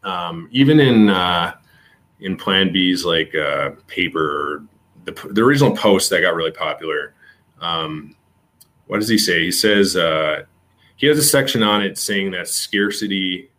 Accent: Canada; I'm Canadian

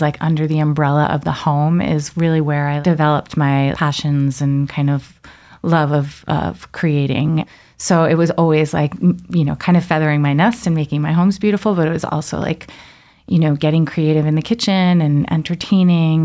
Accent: Long Island, New York, United States; I grew up in Long Island

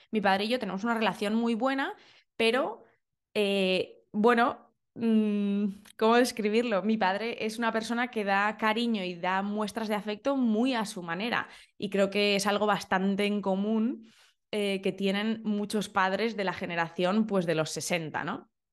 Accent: Valencia, Valencian Community, Spain; now in London, United Kingdom; yo soy de Valencia.

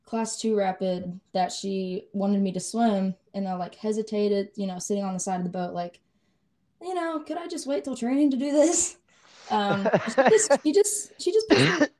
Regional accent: Cleveland, Tennessee, United States; I'm from Cleveland, Tennessee. Born and raised

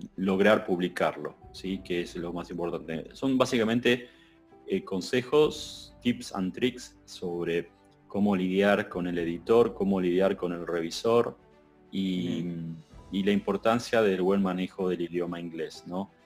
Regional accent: Argentina; como Argentina nosotros estamos ahora sufriendo la segunda ola

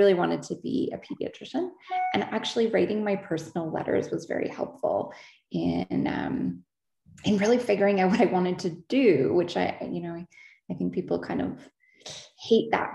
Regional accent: Ontario, Canada; also born or lived in Halifax; now in London, Canada; I'm from Ontario

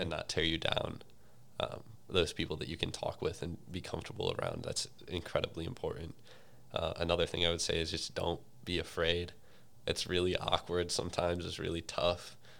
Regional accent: St. Louis, Missouri, United States; I'm from Saint Louis

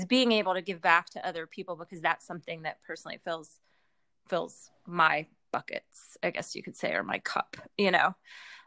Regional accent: near Philadelphia, Pennsylvania, United States; moved away as an adult; now in Baltimore, United States; I grew up near Philadelphia, but I moved here about 20 years ago

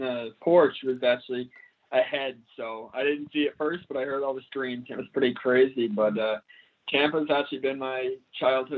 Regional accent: Canada; growing up in Canada

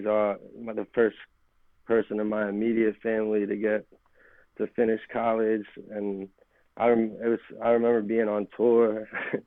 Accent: Philadelphia, Pennsylvania, United States; born or raised there; also born or lived in Miami, Florida

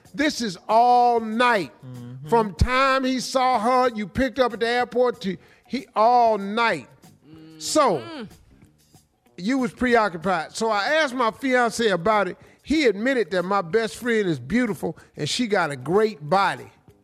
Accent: Cleveland, Ohio, United States

